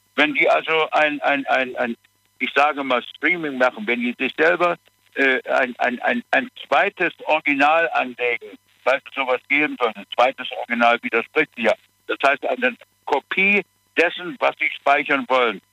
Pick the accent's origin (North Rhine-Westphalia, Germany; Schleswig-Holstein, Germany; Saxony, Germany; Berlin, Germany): Saxony, Germany; Dresden; moved away; nicht in Dresden. Da bin ich geboren